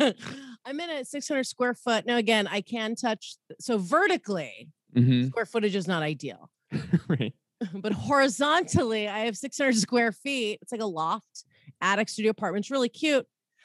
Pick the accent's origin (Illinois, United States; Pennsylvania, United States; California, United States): California, United States; Southern; moved away as an adult; also born or lived in Los Angeles / Florida; now in St. Louis, United States; I grew up in Southern California.